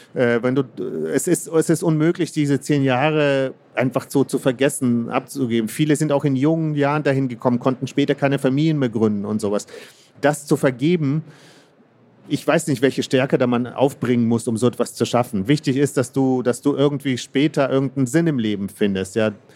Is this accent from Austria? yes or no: no; Kazakhstan; moved away; ich bin in Kasachstan ähm, geboren